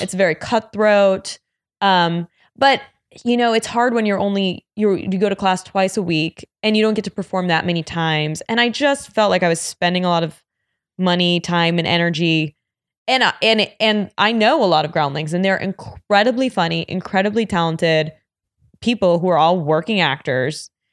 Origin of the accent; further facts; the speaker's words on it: New York, United States; growing up in New York